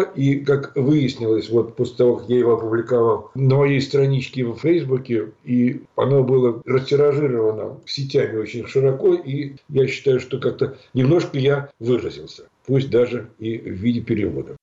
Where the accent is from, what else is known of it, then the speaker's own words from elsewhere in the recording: Moscow, Russia; moved away as an adult; now in Lithuania; Я москвич по рождению